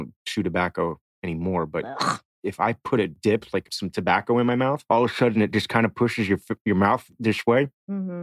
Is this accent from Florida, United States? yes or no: yes; Miami, Florida, United States; I'm from Miami originally